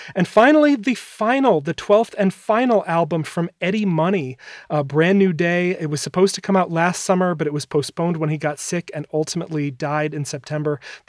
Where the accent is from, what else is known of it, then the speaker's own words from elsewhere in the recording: Wisconsin, United States; my home state of Wisconsin